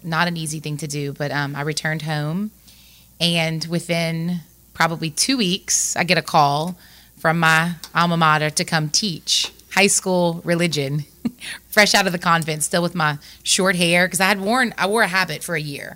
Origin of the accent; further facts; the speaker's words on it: Lafayette, Louisiana, United States; I grew up in Lafayette